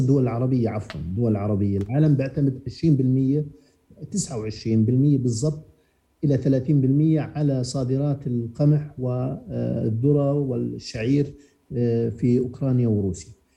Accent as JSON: {"language": "Arabic", "country": "Jordan", "said": "عندنا في الأردن"}